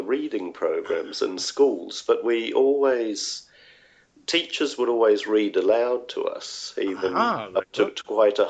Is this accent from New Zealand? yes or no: yes; New Zealand; moved away as an adult; now in Sweden; growing up in New Zealand